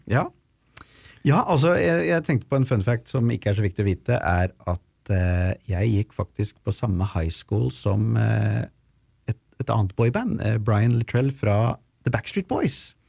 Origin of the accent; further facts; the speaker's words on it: Ski, Akershus, Norway; hjemme i Ski